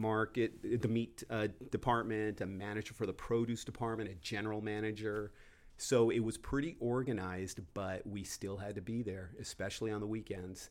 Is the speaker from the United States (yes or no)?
yes; Downey, California, United States; I grew up in Downey, so I was working there